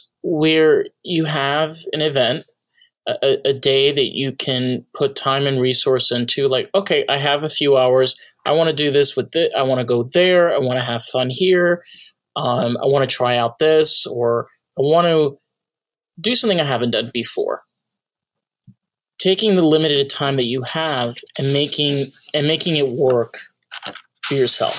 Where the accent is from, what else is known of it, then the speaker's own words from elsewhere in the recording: New York, United States; I grew up in New York